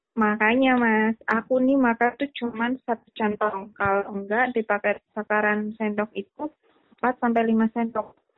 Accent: Ngapak, Central Java, Indonesia; accent: Ngapak

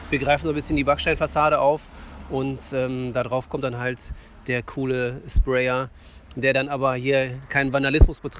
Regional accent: Walsum, North Rhine-Westphalia, Germany; als ich so in meiner alten Heimat Walsum die ersten Graffitis irgendwo in der Straße und an Autobahnwänden gesehen habe

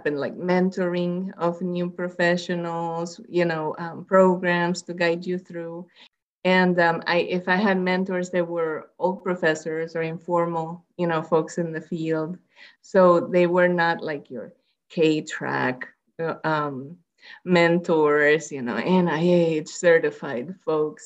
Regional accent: Puerto Rico; moved away; I'm Latina, you know, I'm from Puerto Rico

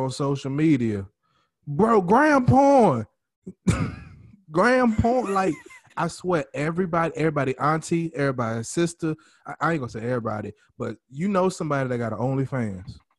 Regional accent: New Orleans, Louisiana, United States; now in Texas, United States

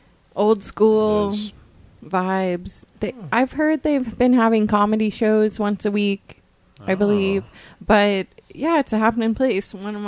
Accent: Tulsa, Oklahoma, United States; I'm from Tulsa.

